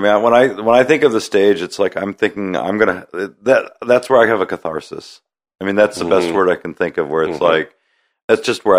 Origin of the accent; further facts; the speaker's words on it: Midwest, United States; I grew up in the Midwest.